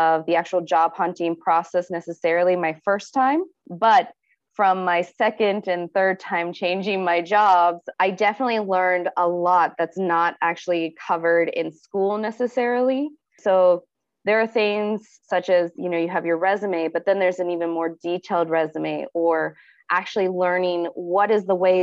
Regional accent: Ohio, United States; moved away as an adult; now in Tokyo, Japan; I am from Ohio State in the United States of America

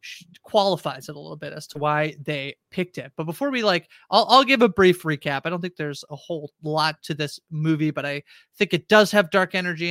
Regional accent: Canada; I'm Canadian, so I feel like, oh, it's hi.

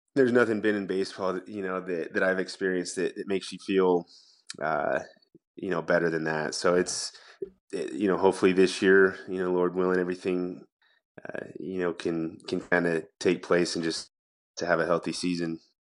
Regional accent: United States; as an American

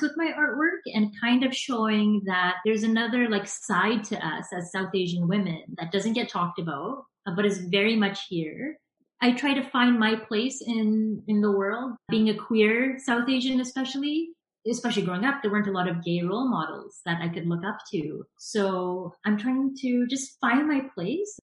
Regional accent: suburbs of Vancouver, British Columbia, Canada; I live in the suburbs of Vancouver, so about half an hour outside of Vancouver. And yeah, I was born and raised in the suburbs here.

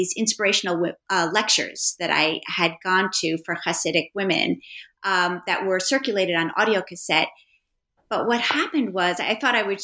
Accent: New York City, New York, United States; I am a native New Yorker. I grew up on the Upper West Side

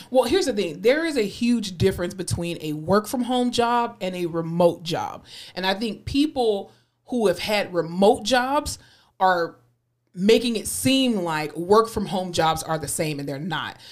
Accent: Florida, United States; moved away; also born or lived in Tallahassee; my home state, Florida

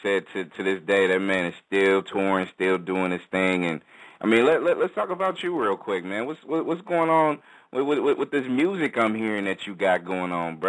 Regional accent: Bay Area, California, United States; also born or lived in Brooklyn, New York; Born and raised out here in the Bay, in the Bay Area, man.

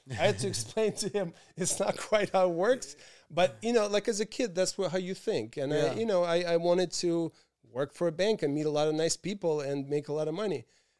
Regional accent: Rangoon, Yangon Region, Myanmar; also born or lived in Bangkok, Thailand / Moscow, Russia; I grew up in Rangoon, Burma, and spent time in Bangkok, Thailand. And then, of course, my family always had a home in Moscow. This is where I went to high school.

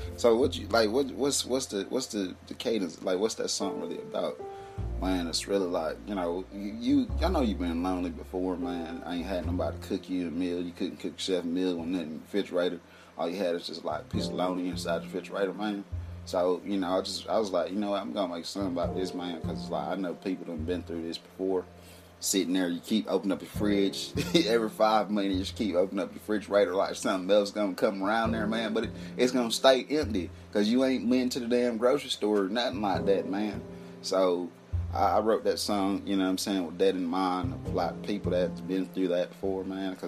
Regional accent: Montana, United States; also born or lived in Atlanta; I'm big, heavy, chubby guy, you know what I'm saying, cool guy, man. I'm from Capitana. Capitana. Where is that? It's Capitana, Montana, but I by way of Atlanta

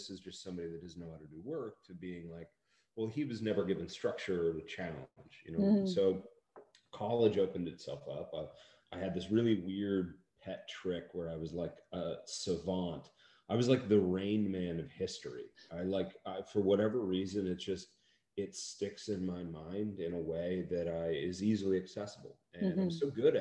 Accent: Seattle, Washington, United States; And where I grew up in Seattle felt like a small town.

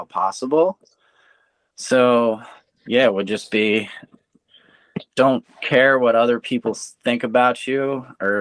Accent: East Coast, United States; moved away; I'm originally from the East Coast, so we're super fast paced

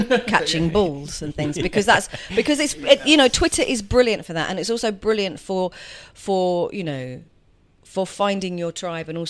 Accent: London, United Kingdom; also born or lived in Edgware; now in Hertfordshire, United Kingdom; I was born in Edgware and then grew up in Finchley.

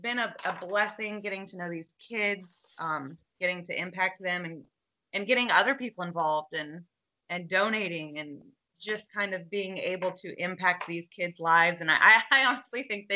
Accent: South Florida, United States; I'm from South Florida. I was born and raised here

